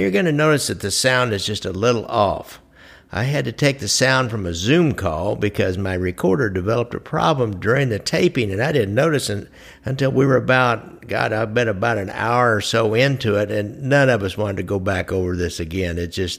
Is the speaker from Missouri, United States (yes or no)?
yes; Kansas City, Missouri, United States; since I'm from Kansas City